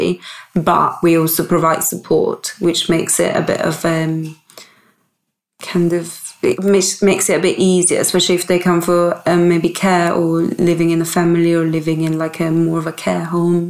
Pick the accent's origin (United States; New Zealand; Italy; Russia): Italy; moved away as an adult; now in Bristol, United Kingdom; And I moved here when I was 19. I grew up in Italy.